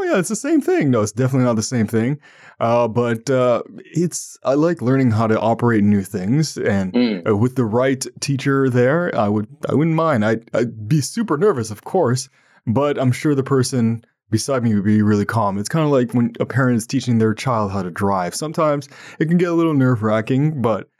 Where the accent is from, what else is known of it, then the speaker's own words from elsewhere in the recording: Ottawa, Ontario, Canada; I'm from Canada and from Ottawa, Ontario, the national capital of Canada